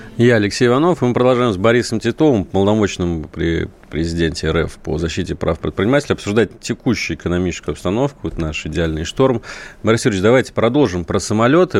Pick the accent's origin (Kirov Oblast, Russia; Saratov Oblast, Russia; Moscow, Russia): Saratov Oblast, Russia; Saratov; Я вот родом из Саратова